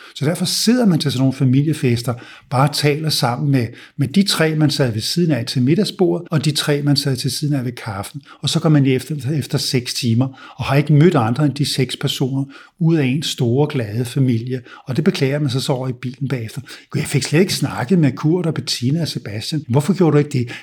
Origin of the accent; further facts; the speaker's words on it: Denmark; also born or lived in United States; da jeg var ung herhjemme